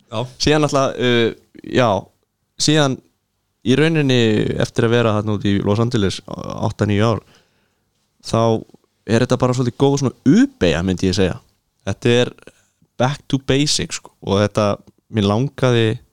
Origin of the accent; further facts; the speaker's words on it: Iceland; ég kem frá Íslandi